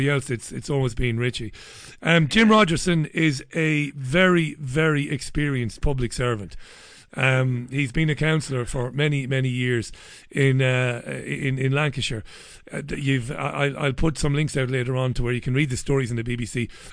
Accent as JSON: {"language": "English", "country": "Ireland", "moved": "yes", "lives_now": "England, United Kingdom", "said": "I'm an Irish guy living here"}